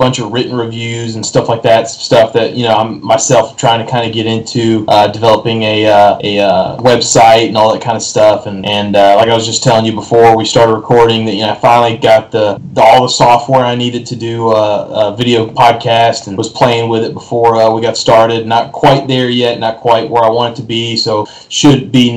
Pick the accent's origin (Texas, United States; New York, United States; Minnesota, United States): Texas, United States; West; moved away; I'm from West Texas originally